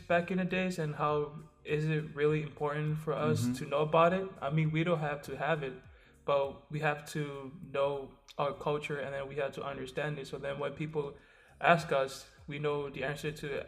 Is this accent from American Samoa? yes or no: yes; American Samoa; I'm from American Samoa